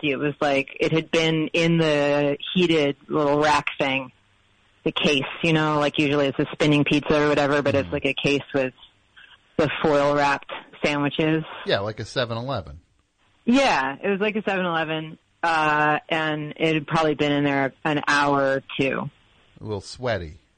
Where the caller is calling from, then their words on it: Brooklin, Maine, United States; I am in Brooklin, Maine.